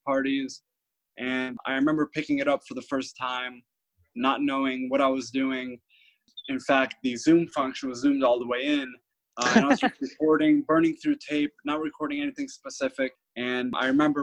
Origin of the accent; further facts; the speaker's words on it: near New Haven, Connecticut, United States; I grew up in Connecticut, which has the greatest pizza in the country